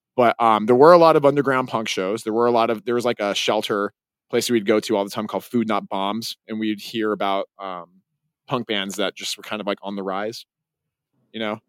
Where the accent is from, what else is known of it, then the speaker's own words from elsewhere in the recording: Salt Lake City, Utah, United States; my hometown